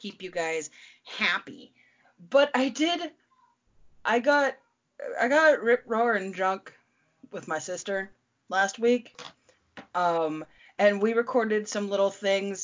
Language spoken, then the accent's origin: English; United States; I'm your American hostess